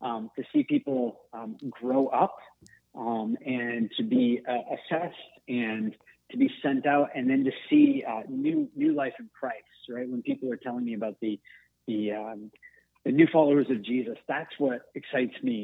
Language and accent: English; Portland, Maine, United States; moved away as an adult; now in Montreal, Canada; I'm from Portland, Maine, and my wife and I moved here about